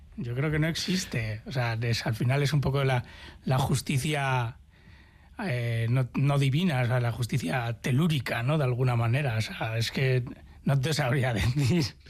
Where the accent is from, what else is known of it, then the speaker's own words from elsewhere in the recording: Basque Country, Spain; esa naturaleza a la que tan asiduos somos los, los vascos y vascas